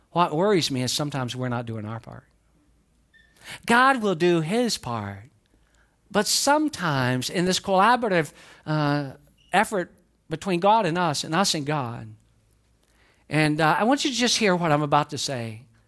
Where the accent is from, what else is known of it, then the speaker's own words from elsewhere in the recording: the South, United States; accent: southern; I'm from the South, but I can speak, I can speak quick when I need